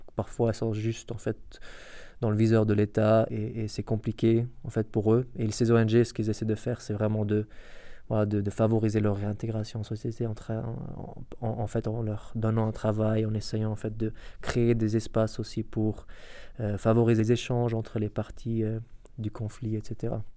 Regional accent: Iraq; moved away; je viens en tant qu'Irakien, euh, en parlant arabe irakien

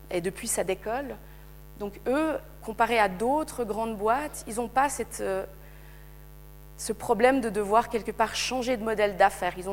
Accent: Switzerland; l'appareil de surveillance en tant que Suisse, en tant qu'Occidentaux, d'aller mener l'enquête.

